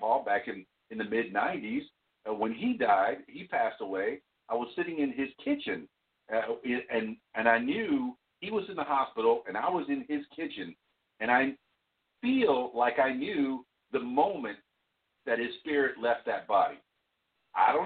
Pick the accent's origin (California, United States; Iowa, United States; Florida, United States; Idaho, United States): Florida, United States; Florida Keys, United States; now in Central Arkansas, United States; I grew up in South Florida, in the Florida Keys, and I'm half Cuban